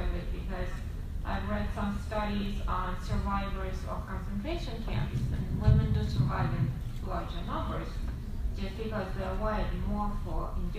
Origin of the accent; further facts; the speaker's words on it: Russia; moved away; my background is I grew up in Soviet Russia